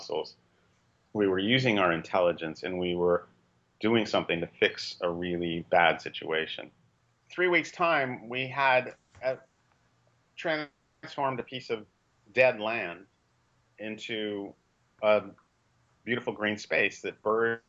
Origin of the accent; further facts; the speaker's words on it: Los Angeles, California, United States; I was born and raised in Los Angeles in the mid-1950s